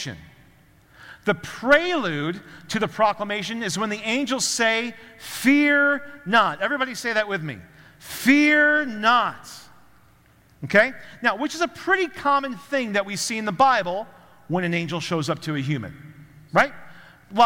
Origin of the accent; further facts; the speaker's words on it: Chicago, Illinois, United States; I grew up around Chicago